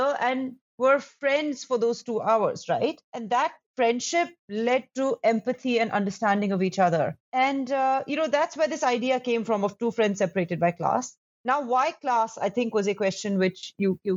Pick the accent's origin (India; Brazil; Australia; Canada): India; Delhi; when I grew up in Delhi